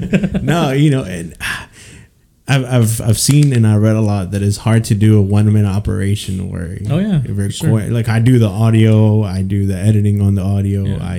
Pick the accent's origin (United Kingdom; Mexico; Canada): Mexico; Mexico City; moved away; we're from Mexico City